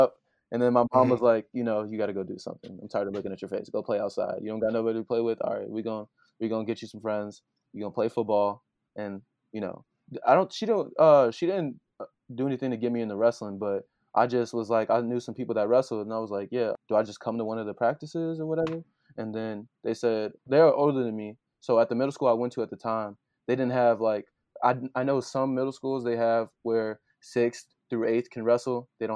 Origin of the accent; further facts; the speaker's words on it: Joliet, Illinois, United States; now in Hannibal Park, United States; I'm from Joliet, but now I live in Hannibal Park